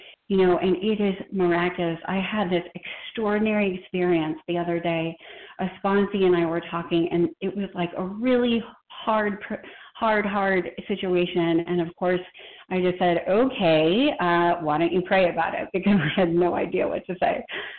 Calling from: Boston, Massachusetts, United States; I'm a compulsive eater in Boston, Mass.

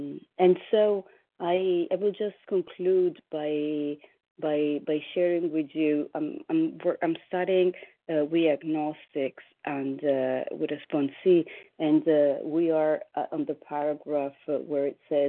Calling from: New York, United States; I'm calling from New York

